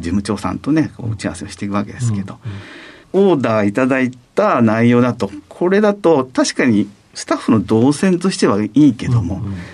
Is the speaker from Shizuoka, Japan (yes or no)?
no; Manazuru, Kanagawa, Japan; 神奈川県の真鶴町という場所です。はい。箱根の下熱海の東京の手前あの漁港の町